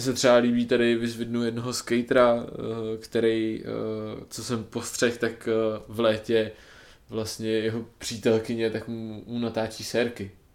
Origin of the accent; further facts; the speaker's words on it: Bohemia, Czechia; u nás v Čechách